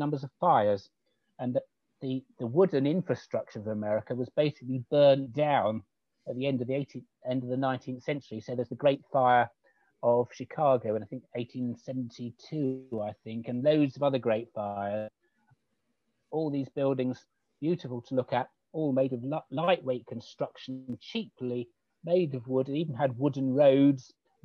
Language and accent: English; United Kingdom